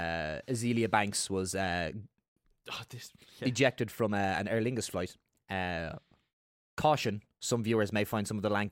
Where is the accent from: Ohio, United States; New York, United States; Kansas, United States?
New York, United States; New York City; now in Ireland; I'm like, what the fuck are you talking about? I'm from New York City. I don't even say shit like that.